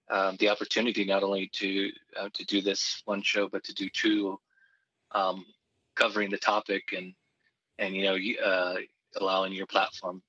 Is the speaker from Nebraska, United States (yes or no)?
no; Southern California, United States; also born or lived in Los Angeles; I was born in Southern California. My dad is Latino from Mexico. We do have some indigenous roots, but not in what you would consider the United States of America. It's more to Mexico. Growing up in Southern California